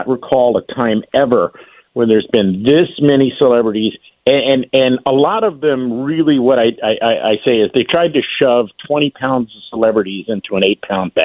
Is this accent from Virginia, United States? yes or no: yes; Lynchburg, Virginia, United States; I'm from Lynchburg, Virginia. You know, right smack dab in the heart of Virginia. When I was 5 years old, I went to a diner called the Texas Inn